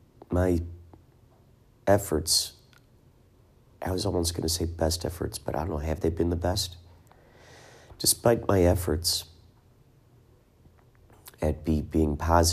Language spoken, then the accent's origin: English; Carol Stream, Illinois, United States; And so I'm thinking of stopping by my old house that I grew up in Carroll Stream, just to look at that.